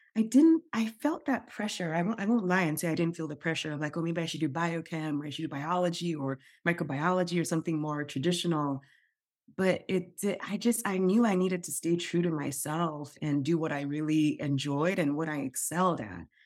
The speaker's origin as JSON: {"language": "English", "country": "Nigeria", "tie": "born or raised there", "moved": "yes", "said": "I grew up in Nigeria"}